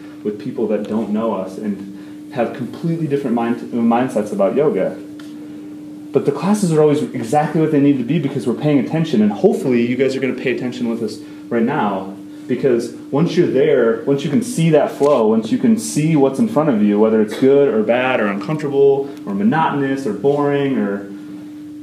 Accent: Dayton, Ohio, United States; moved away; we are from Dayton, Ohio originally

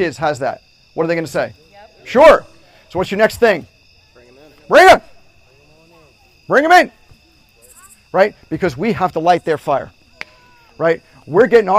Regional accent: New York, United States; I'm from New York, so I was going to SUNY Albany.

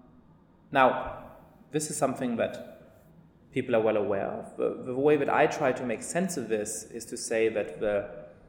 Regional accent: Germany; moved away as an adult; also born or lived in England / Italy / France; now in United States; I grew up in Germany.

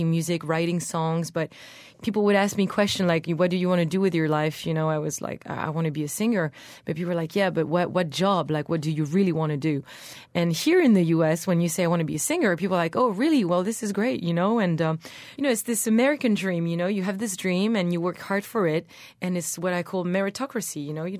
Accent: Brittany, France; I was born in Brittany, which is the Celtic territory in France.

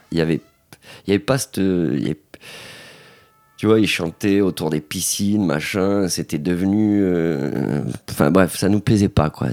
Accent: Gardanne, Provence-Alpes-Côte d'Azur, France; on s'est inscrit au club Moustique Team de Gardanne.

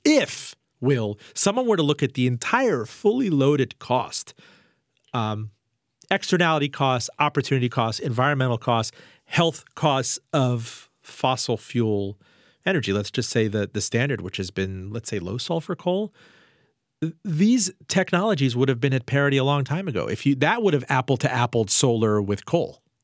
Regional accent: Miami, Florida, United States; I was raised in Miami and in Florida

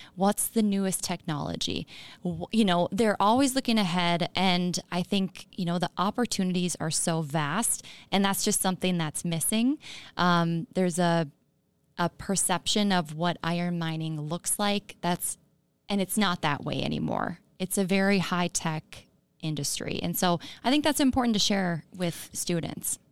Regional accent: Chisholm, Minnesota, United States; also born or lived in Duluth; I'm from Chisholm on the Iron Range. Um, grew up there in a mining household

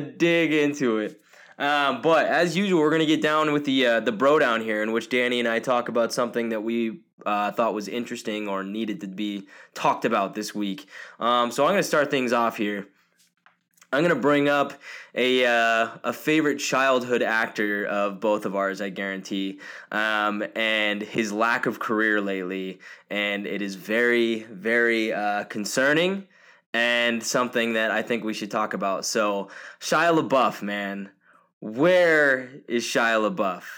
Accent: Portland, Oregon, United States; now in Billings, United States; I was born in Portland, Oregon

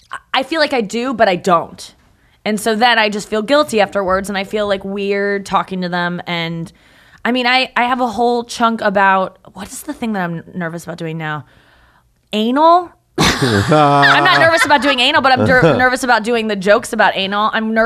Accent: St. Louis, Missouri, United States; St. Louis.

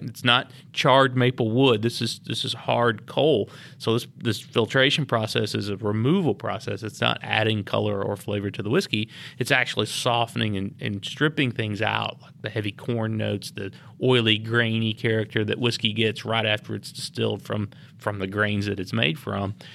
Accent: Lynchburg, Tennessee, United States; I grew up here in Lynchburg

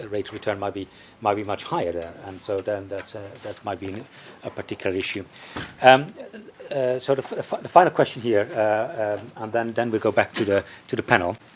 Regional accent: China; from China.

